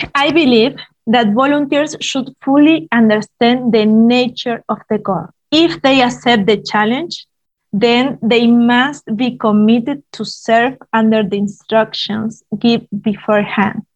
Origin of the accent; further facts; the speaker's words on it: Argentina; moved away as an adult; now in Central Asia; I'm from Argentina